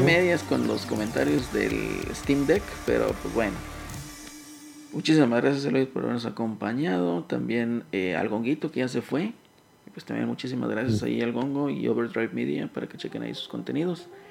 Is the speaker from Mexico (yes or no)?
yes; northern Mexico, Mexico; somos norteños